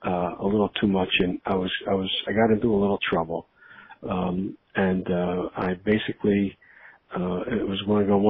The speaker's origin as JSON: {"language": "English", "town": "Philadelphia", "region": "Pennsylvania", "country": "United States", "tie": "born or raised there", "said": "a younger life when I was growing up around McKean Street, Mildred Street in South Philadelphia"}